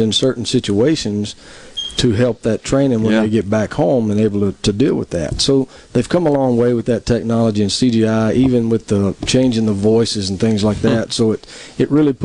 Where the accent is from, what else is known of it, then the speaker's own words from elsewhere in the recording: Tupelo, Mississippi, United States; I'm originally from Tupelo. Mm-hmm. Born and raised there